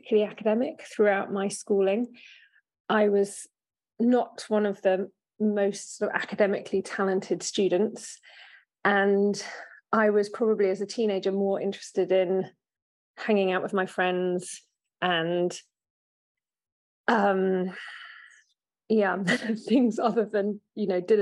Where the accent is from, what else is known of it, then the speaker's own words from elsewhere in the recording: Oxford, South East England, United Kingdom; I grew up in Oxford